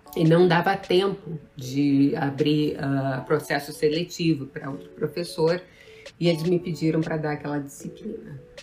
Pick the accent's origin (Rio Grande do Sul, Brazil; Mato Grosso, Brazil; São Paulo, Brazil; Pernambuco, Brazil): Rio Grande do Sul, Brazil; Pelotas; moved away as an adult; also born or lived in Rio de Janeiro / Santa Catarina; sou natural do Rio Grande do Sul